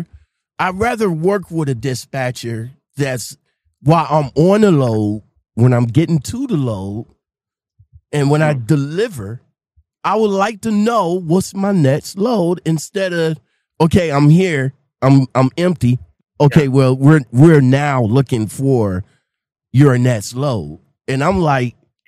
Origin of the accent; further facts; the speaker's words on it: Ohio, United States; I'm from Ohio.